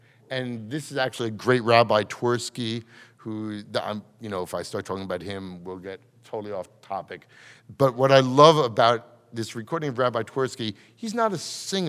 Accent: New York, United States; growing up in New York, I never grew up there either

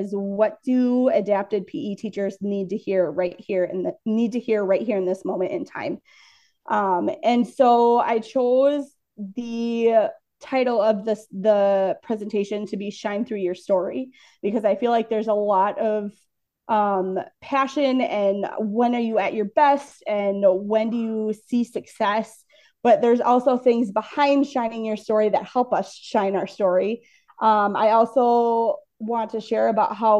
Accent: Minnesota, United States; I am from Minnesota

